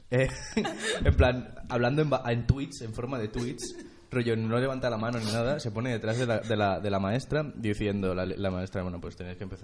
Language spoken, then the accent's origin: Spanish; Argentina; Y además soy argentino, con lo cual le puedo llamar merca.